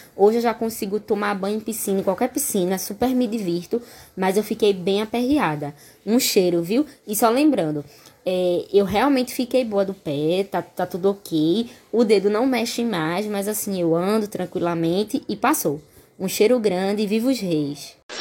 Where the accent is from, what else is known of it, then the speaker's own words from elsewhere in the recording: Recife, Pernambuco, Brazil; sou de Recife, Pernambuco